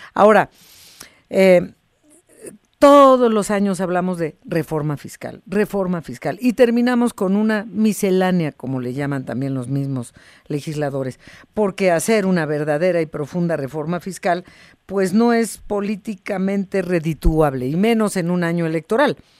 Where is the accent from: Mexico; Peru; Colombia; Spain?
Mexico; somos los mexicanos